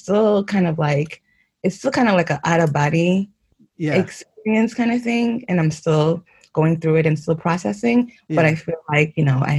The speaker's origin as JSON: {"language": "English", "region": "New York", "country": "United States", "tie": "born or raised there", "also_born_or_lived": "Haiti / White Plains, New York", "moved": "as an adult", "lives_now": "Geneva, Switzerland", "said": "I was born in Haiti, yes, but, you know, I grew up in New York."}